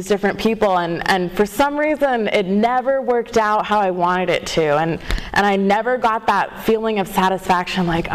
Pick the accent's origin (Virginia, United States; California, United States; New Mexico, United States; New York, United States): California, United States; Walnut; I am from Southern California. I live in Walnut, and I grew up there mostly.